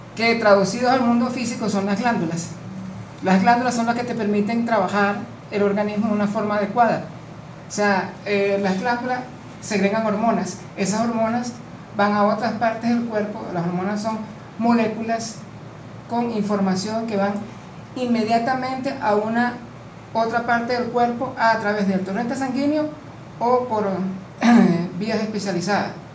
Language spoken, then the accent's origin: Spanish; Venezuela; vengo de Venezuela.